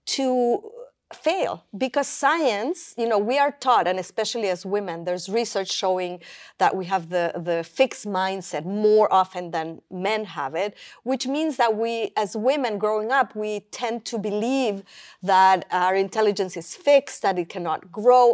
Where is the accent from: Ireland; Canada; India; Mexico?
Mexico; Mexico City; moved away; I grew up in Mexico City